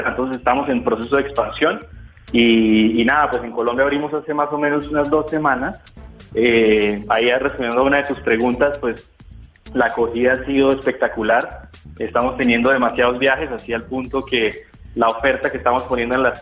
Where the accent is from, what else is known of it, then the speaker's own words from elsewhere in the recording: Mexico; nosotros venimos de México y en México le dicen patines. Ya estoy acostumbrado a decirle patines